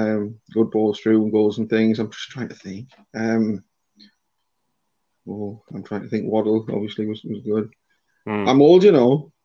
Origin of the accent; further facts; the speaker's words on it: Accrington, North West England, United Kingdom; I was brought up kind of in Accrington, which is a little village away away from the ground.